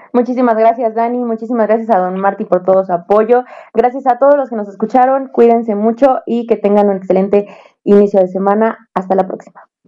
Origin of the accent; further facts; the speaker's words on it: Mexico; siendo mexicanos